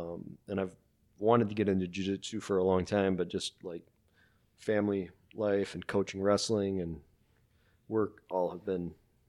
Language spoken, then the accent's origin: English; Wisconsin, United States; I'm from Wisconsin.